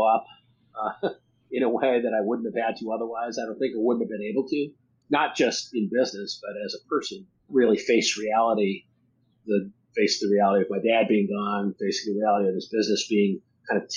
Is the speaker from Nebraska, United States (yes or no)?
yes; Nebraska, United States; moved away as an adult; also born or lived in Boston; I moved from Boston back to New York, or back to Nebraska, where my family's from